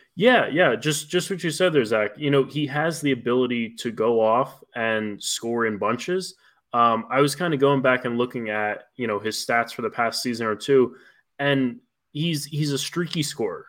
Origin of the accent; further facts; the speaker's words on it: Maryland, United States; moved away as an adult; also born or lived in Valparaiso; I'm originally from Maryland